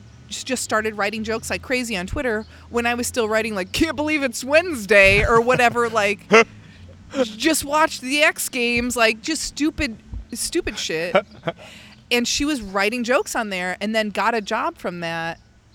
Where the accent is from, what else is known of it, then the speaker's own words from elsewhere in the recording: Midwest, United States; growing up in the Midwest in, like, a really blue collar area, a lot of, you know, like, it's all working class people.